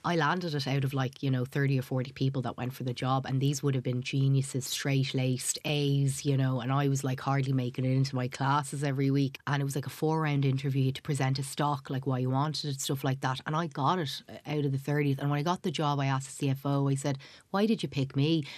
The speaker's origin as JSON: {"language": "English", "town": "Dublin", "region": "Leinster", "country": "Ireland", "tie": "born or raised there", "also_born_or_lived": "Somalia", "said": "I was growing up in Tala"}